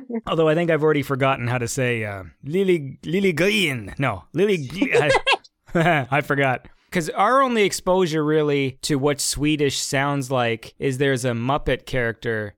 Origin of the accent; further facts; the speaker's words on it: Canada; I'm Canadian